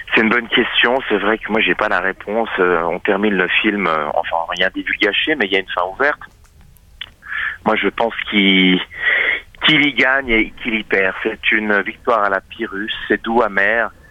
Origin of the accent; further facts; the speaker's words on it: Châtel-Saint-Denis, Fribourg, Switzerland; j'ai euh, grandi à la campagne. Euh, je viens de Châtel-Saint-Denis dans le canton de Fribourg.